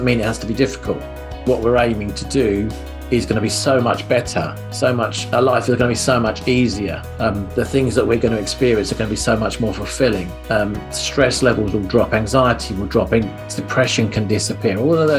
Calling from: East of England, United Kingdom; I'm based in Hertfordshire, which is lovely and sunny Hertfordshire today.

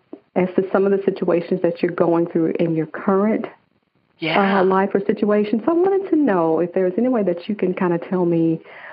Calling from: Atlanta, Georgia, United States; I am calling from Atlanta, Georgia.

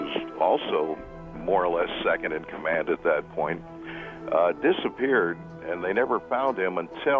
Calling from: Fort Wayne, Indiana, United States; Fort Wayne, Indiana.

